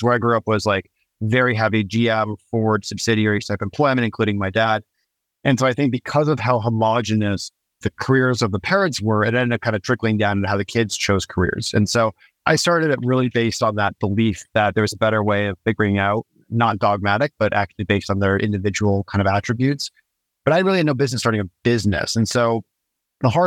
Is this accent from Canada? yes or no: yes; Niagara Falls, Ontario, Canada; I grew up in Niagara Falls on the Canadian side, so very close to Buffalo